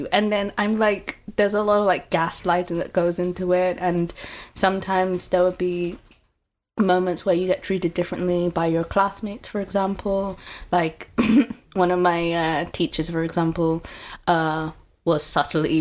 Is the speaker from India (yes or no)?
no; United Kingdom; moved away as an adult; now in Groningen, Netherlands; I'm living in Groningen, but I originally come from the UK